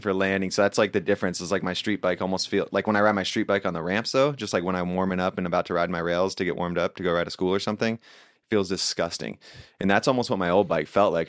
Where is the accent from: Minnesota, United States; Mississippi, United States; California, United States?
California, United States; Lakeside; also born or lived in La Mesa, California; I grew up in Lakeside